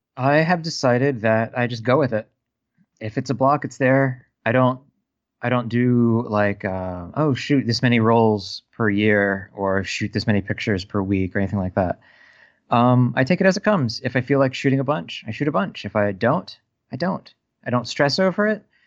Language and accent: English; United States; I'm an American